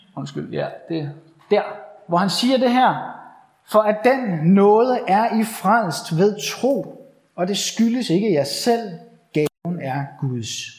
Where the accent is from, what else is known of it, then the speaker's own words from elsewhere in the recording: Bornholm, Capital Region of Denmark, Denmark; moved away; jeg er forhenværende bornholmer